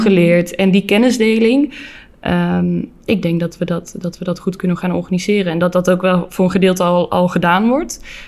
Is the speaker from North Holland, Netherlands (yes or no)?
no; North Brabant, Netherlands; Ik kom natuurlijk een beetje uit Brabant